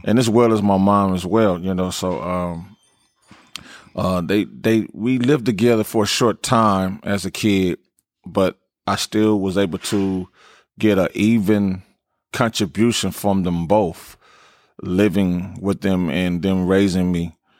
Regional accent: Los Angeles, California, United States; Slauson and Crenshaw definitely is, is my, is my home and foundation where I grew up as a kid

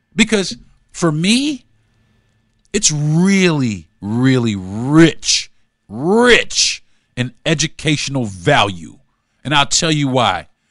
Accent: Florida, United States; growing up in Florida

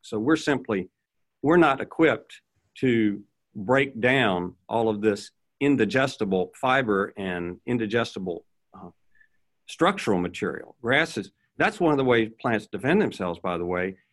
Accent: Virginia, United States; I grew up in Virginia

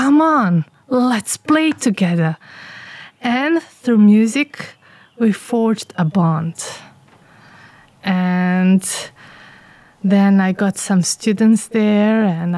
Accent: Bosnia & Herzegovina; also born or lived in England; I am from Bosnia

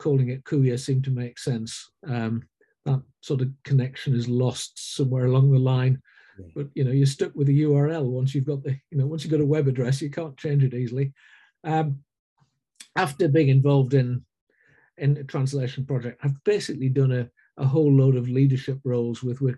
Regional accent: Sunderland, North East England, United Kingdom; moved away as an adult; also born or lived in Ivory Coast; I come from Sunderland, up the coast from Ian, northeast of England. Grew up in a working class family.

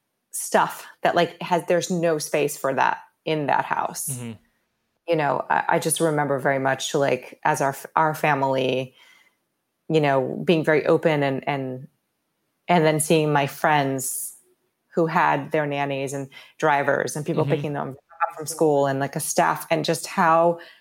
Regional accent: Rio de Janeiro, Brazil; And I grew up in Rio.

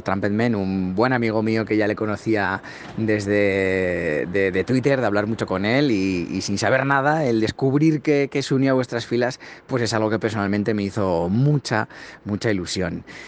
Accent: Spain; yo, que soy de España

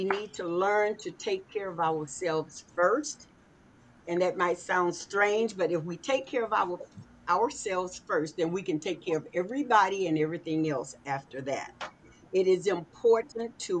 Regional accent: Arkansas, United States; moved away; I was born in Arkansas, moved here many years ago

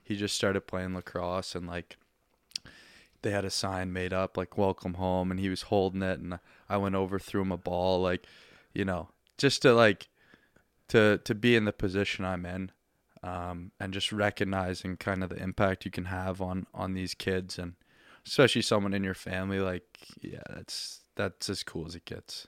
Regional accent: Halifax, Nova Scotia, Canada; moved away as an adult; now in Ontario, Canada; I'm from Halifax and grew up here

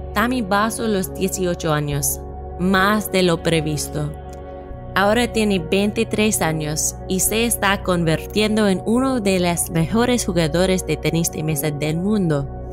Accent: United States; Spanish is a second language; de los Estados Unidos. Por favor, descubra mi acento.

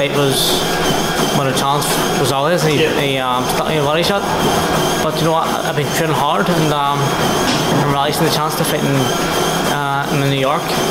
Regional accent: Ireland; I'm Irish

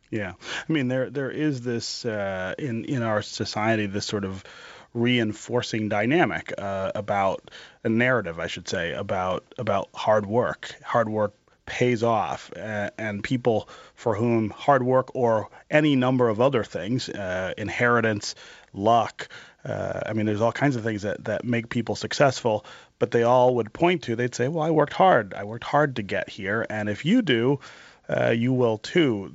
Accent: Detroit, Michigan, United States; also born or lived in eastern Kentucky; I've, I've, been working on a project in the neighborhood where I was born here in Detroit on the west side

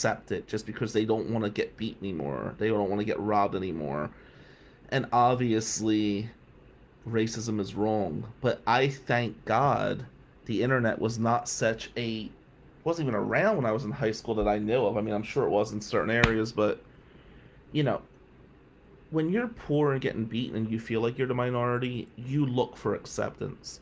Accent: Atlantic City, New Jersey, United States; moved away as an adult; also born or lived in Lansing, Michigan; now in Michigan, United States; growing up in Ducktown in the 90s as the only white kid in our neighborhood

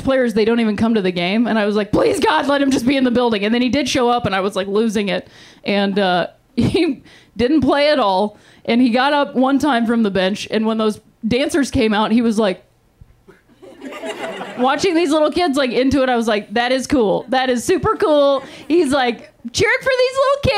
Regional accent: Akron, Ohio, United States; now in Los Angeles, United States; I'm from Akron, Ohio, also home of the king, LeBron James

